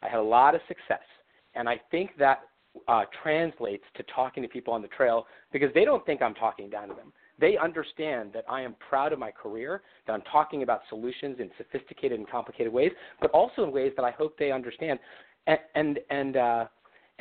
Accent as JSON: {"language": "English", "town": "Baltimore", "region": "Maryland", "country": "United States", "tie": "born or raised there", "said": "I was a boy from Baltimore"}